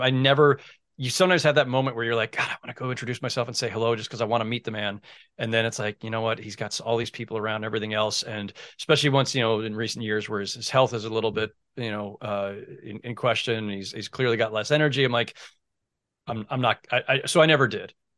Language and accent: English; San Jose, California, United States; also born or lived in Oakland; I grew up in San Jose